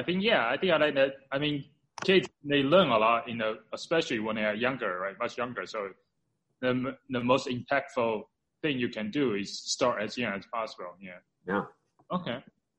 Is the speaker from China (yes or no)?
yes; China; moved away; I grew up in China.